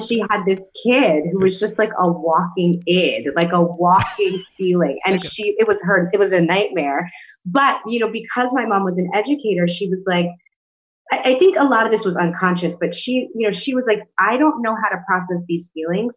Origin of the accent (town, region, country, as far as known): New York City, New York, United States; born or raised there